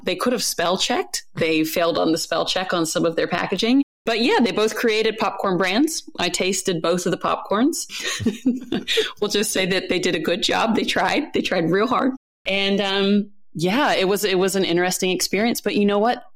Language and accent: English; United States; now in New Zealand; as an American abroad